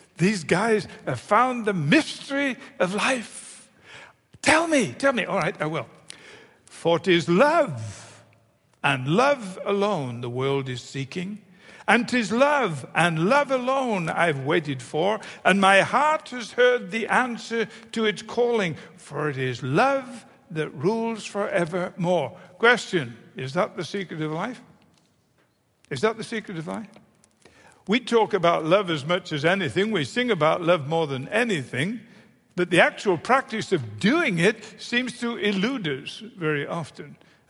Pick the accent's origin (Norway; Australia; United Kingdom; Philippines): United Kingdom; now in United States; I'm a Brit, I'm in America